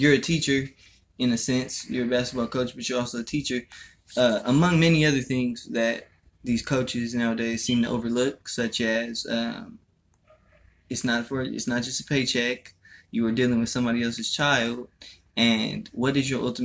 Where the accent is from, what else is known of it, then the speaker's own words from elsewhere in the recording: Stockton, California, United States; born and raised Stockton, California, 209 stand up. California representative, Stockton native.